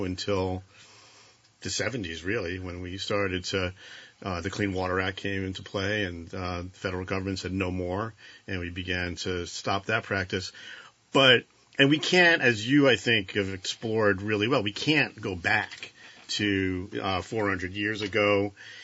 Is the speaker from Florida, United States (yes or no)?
no; Marshfield, Vermont, United States; I'm from Marshfield